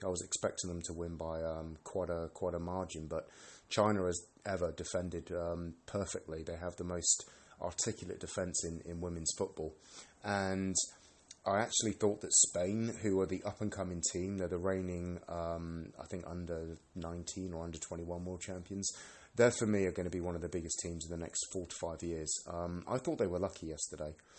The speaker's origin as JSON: {"language": "English", "country": "United Kingdom", "moved": "as an adult", "lives_now": "Sweden", "said": "Being British, um, I'm Scottish English"}